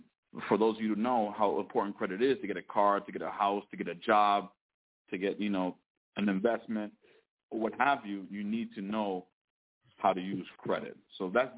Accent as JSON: {"language": "English", "region": "Connecticut", "country": "United States", "moved": "yes", "lives_now": "Temecula, United States", "said": "I live out in Temecula, California. I'm originally from Connecticut"}